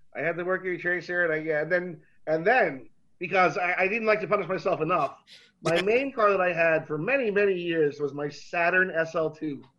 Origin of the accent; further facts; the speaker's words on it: Florida, United States; moved away; also born or lived in New York; being a Floridian and growing up in Florida